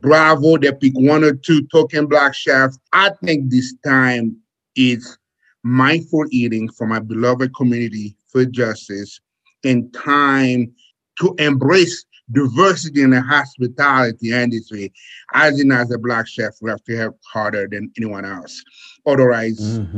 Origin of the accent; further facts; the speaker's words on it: Haiti; now in United States; As a kid growing up in Haiti, uh, I came to the United States on a boat